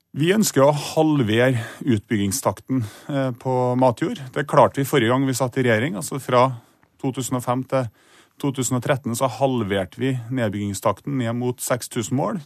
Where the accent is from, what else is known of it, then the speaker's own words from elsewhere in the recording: Trondheim, Trøndelag, Norway; I Trondheim, der jeg er fra